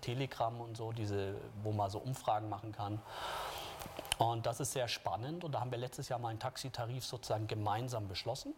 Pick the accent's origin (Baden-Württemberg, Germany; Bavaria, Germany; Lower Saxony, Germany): Bavaria, Germany; Munich; als Münchner